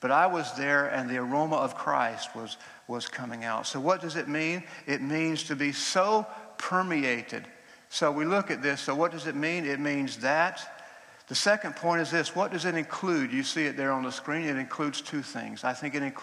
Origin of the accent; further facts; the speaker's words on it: Georgia, United States; moved away; I grew up in Georgia in the United States